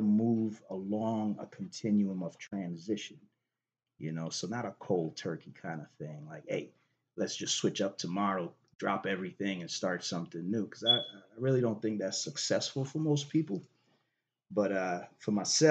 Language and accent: English; Boston, Massachusetts, United States; I'm down here from Boston, visiting Arizona